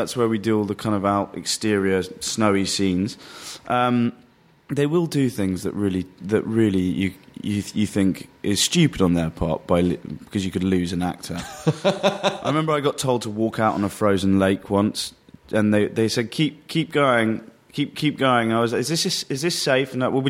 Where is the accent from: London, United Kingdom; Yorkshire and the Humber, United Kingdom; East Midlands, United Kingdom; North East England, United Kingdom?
London, United Kingdom; also born or lived in Worcestershire; I grew up in London for 11 years and then a place called Worcestershire for the next, until I was 18, and then came back to London. So I consider myself a London boy.